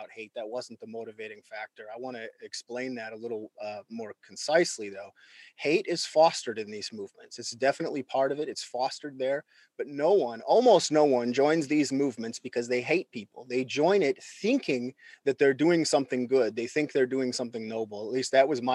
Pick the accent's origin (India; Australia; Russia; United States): United States; rural Minnesota; I grew up in rural Minnesota in the United States.